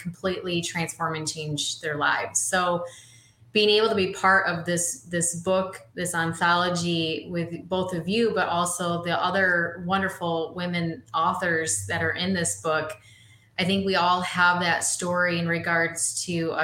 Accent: Holland, Michigan, United States; I'm born and raised in Holland, Michigan. I've lived here my whole life.

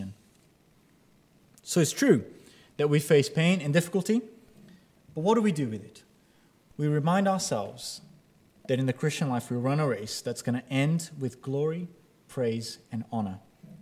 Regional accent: Brazil; now in United Kingdom

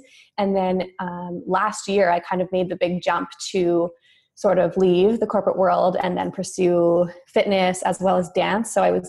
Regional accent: Toronto, Ontario, Canada; I was born and raised in Toronto and grew up as a dancer.

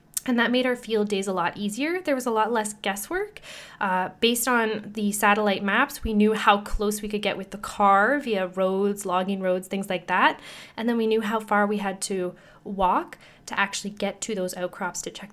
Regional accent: Sudbury, Ontario, Canada; my hometown here in Sudbury

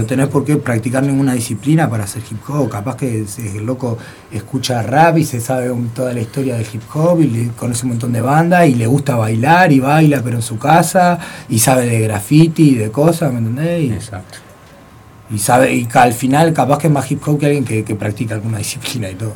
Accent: Montevideo, Uruguay; soy uruguayo. Yo nací en la comercial, en verdad. A los dos años me voy al cerro, a la casa de mis abuelos que vivían en el cerro.

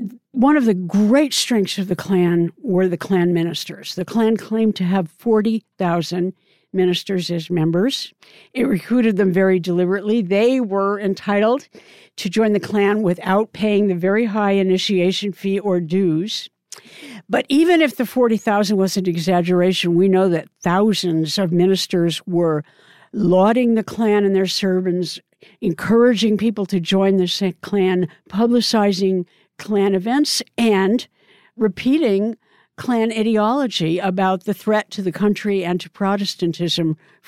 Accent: Oregon, United States; Oregon, which happens to be my home state

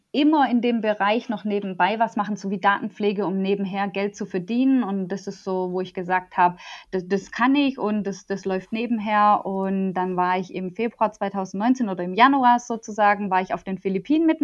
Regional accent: Stuttgart, Baden-Württemberg, Germany; born there; ich bin 31, ähm, ich bin in Stuttgart geboren und lebe da noch immer. Ähm, ich liebe meine Heimat einfach

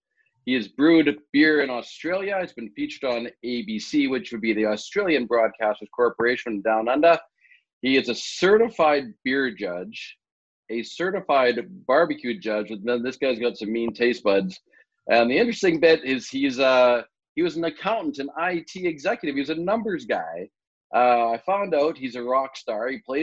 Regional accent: Regina, Saskatchewan, Canada; And I'm from Regina as well, right? North of Dewdney, south of Dewdney.

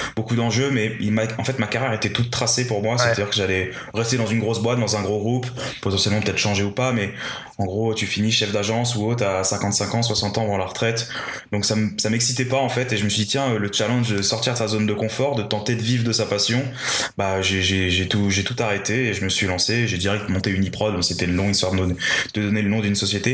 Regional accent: Paris, Île-de-France, France; je, suis, né, j'ai grandi à Paris, enfin en région parisienne

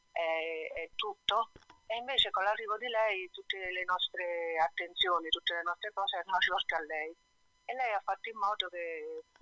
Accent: Naples, Campania, Italy; moved away as an adult; now in Bra, Italy; Io vivo a Bra, in Piemonte, però sono napoletana.

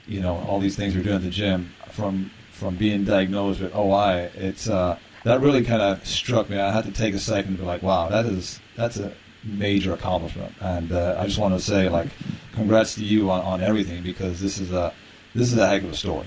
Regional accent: Ireland; as a kid growing up in Ireland

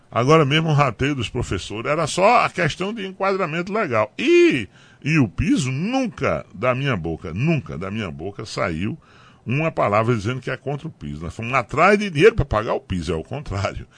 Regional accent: Tabira, Pernambuco, Brazil; also born or lived in Carnaíba; Eu nasci lá ali em Tabira Morei muito tempo no Jiquiri, na Carnaúba

